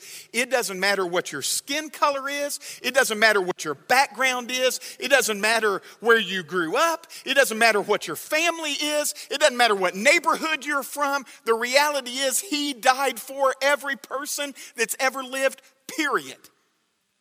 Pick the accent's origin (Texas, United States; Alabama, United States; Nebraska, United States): Alabama, United States; moved away; I grew up in Alabama